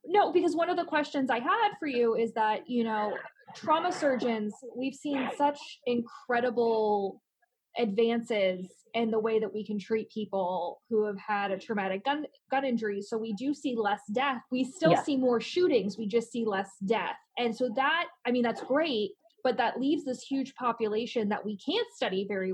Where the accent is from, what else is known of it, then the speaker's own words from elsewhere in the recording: United States; as an American